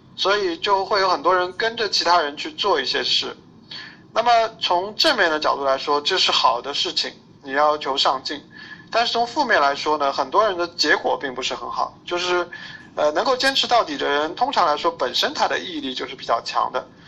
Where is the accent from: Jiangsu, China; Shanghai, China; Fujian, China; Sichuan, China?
Shanghai, China; 我是上海人，然后一直，呃，生活、工作、学习在上海这边